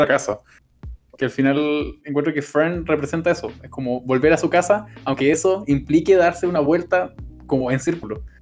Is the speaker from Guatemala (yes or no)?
no; Chile; nosotros somos chilenos